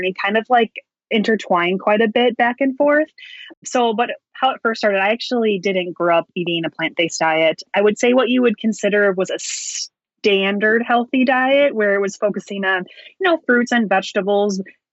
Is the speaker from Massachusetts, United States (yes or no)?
no; Wisconsin, United States; I grew up in Wisconsin, which is the dairy state, and dairy is huge here